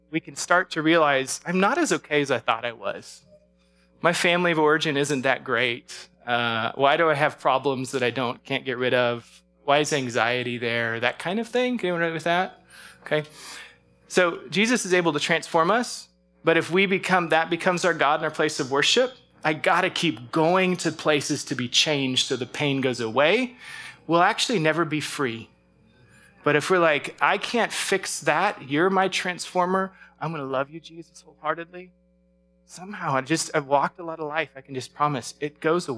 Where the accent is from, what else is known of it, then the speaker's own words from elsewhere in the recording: Alaska, United States; moved away; growing up in Alaska, earthquakes were part of our life